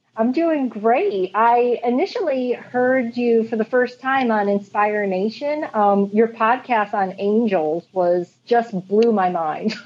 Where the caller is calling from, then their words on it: Huntington, New York, United States; I am calling from Huntington, Long Island, New York